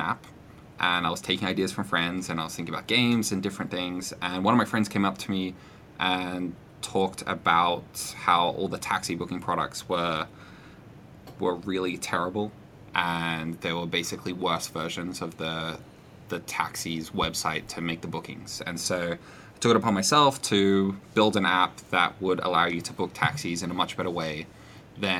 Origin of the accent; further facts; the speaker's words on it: Australia; I'm an Australian visiting the US.